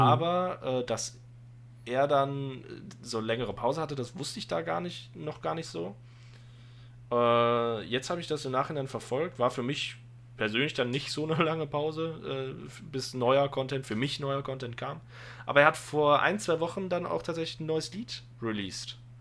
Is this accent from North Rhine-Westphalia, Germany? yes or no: yes; Aachen area, North Rhine-Westphalia, Germany; ich komme aus der Gegend Aachen. Also Aachen ist die nächste Stadt bei mir. Äh, ich, ich habe zwischen der Eifel und Aachen gewohnt. Äh, Aachen ist quasi Heimat